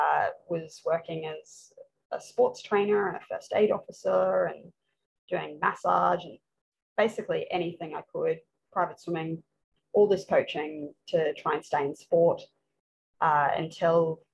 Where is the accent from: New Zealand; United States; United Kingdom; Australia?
Australia; Brisbane, Queensland; pretty much any sport you can do growing up in Brisbane